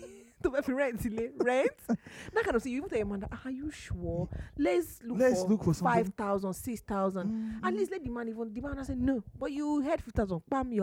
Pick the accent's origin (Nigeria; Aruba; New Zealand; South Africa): Nigeria; Maybe because I'm Nigerian